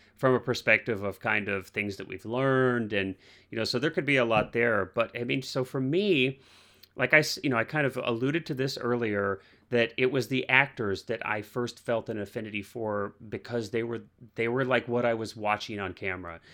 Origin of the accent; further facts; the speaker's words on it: Missouri, United States; I grew up in the Midwest, I grew up in Missouri